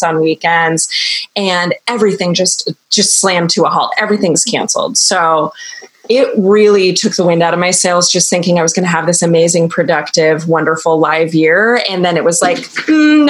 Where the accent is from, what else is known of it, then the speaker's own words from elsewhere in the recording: New York, United States; I'm a New Yorker